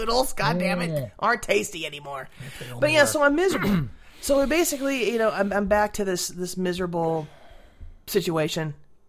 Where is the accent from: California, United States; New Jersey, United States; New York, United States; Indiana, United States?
California, United States; San Diego; I grew up in the San Diego.